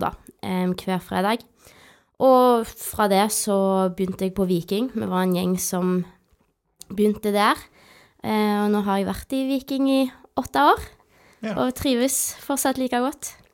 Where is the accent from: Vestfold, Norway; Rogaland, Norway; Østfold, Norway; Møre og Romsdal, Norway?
Rogaland, Norway; Rennesøy; jeg er da født og oppvokst på Roaldsøy